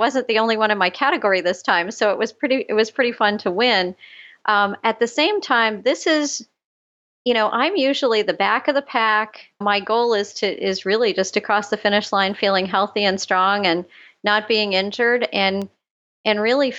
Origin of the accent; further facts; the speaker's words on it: Scotland, United Kingdom; now in Canada; And then I sign up and then I'm Scottish. I absolutely will not waste a penny.